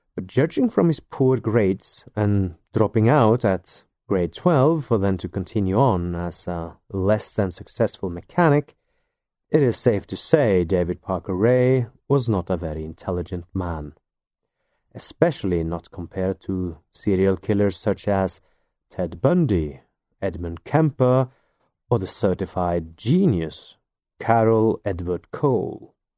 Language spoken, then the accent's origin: English; Norway; English is a second language; I'm not a native English speaker, and I do not live in either the U K or the United States of America. I am a Norwegian living in Norway.